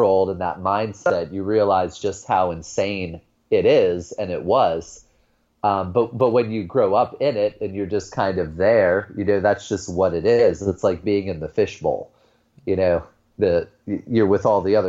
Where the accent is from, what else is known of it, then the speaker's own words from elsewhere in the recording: Youngstown, Ohio, United States; I grew up in Northeast Ohio, grew up on the lower west side of a city called Youngstown